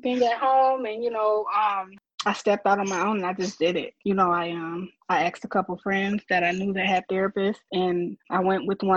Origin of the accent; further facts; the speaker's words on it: Flint, Michigan, United States; I'm from Flint, Michigan